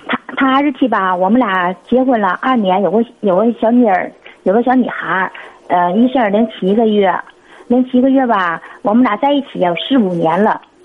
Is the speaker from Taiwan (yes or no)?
no; Northeast China, China; 我是，我是东北的